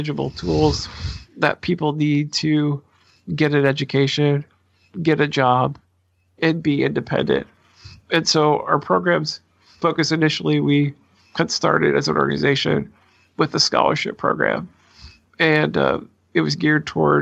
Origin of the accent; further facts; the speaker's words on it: Portland, Oregon, United States; I'm a native Oregonian, fourth, fifth generation, something like that, born and raised in the Portland area